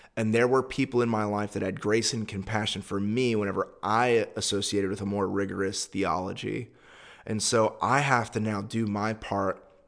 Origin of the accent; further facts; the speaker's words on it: United States; I'm a Westerner. I'm an American.